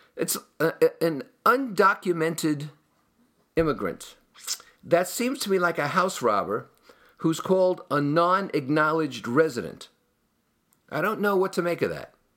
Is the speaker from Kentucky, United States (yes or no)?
no; Hudson County, New Jersey, United States; Hudson County, where I grew up in New Jersey